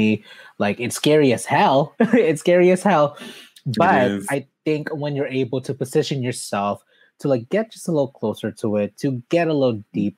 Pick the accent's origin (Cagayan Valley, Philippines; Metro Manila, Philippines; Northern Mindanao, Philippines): Metro Manila, Philippines; Mandaluyong; moved away; I was born in Mandaluyong City, which is not that far from Quezon City